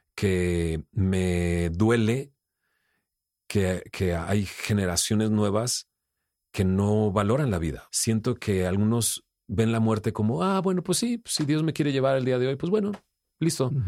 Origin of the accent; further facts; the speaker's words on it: Monterrey, Nuevo León, Mexico; yo soy de Monterrey, vengo con ciertos valores y principios